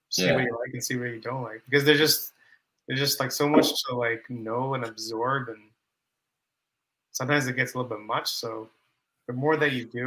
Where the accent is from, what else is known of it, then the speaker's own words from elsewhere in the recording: Canada; I'm from Canada